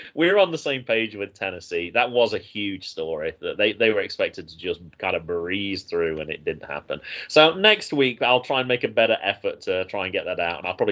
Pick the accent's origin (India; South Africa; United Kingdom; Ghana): United Kingdom; moved away; also born or lived in North Carolina; as a Brit